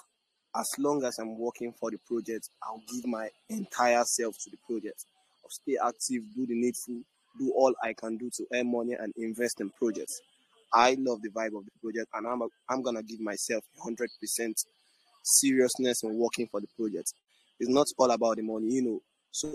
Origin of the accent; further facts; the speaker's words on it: Nigeria; I'm from Nigeria, born and brought up in Nigeria